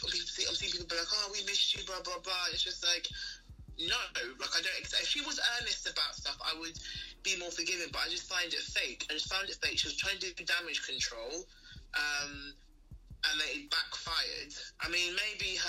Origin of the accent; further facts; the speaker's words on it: London, United Kingdom; growing up in the UK, South London